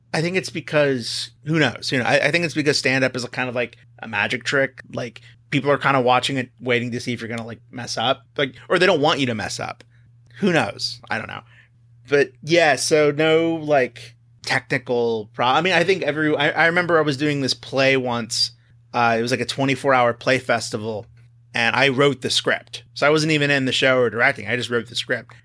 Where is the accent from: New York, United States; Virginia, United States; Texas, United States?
Texas, United States; moved away as an adult; now in California, United States; I grew up in Texas